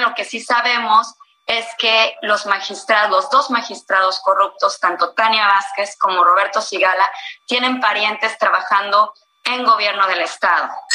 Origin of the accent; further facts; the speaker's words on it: Veracruz, Mexico; mi estado